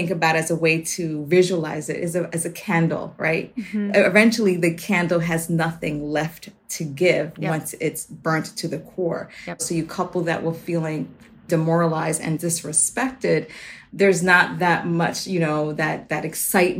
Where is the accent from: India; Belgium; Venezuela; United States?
United States; New York City, New York; as a kid growing up in the Bronx, I was often worried about my safety